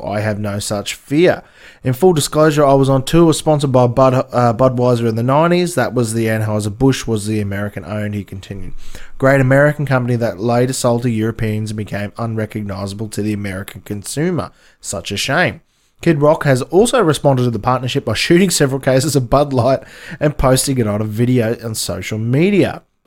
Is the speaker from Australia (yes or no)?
yes; Australia; I'm Australian